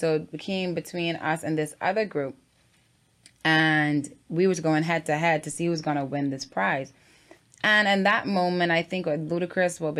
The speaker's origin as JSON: {"language": "English", "town": "Freeport", "region": "Grand Bahama", "country": "Bahamas", "said": "I'm from Freeport, Grand Bahama."}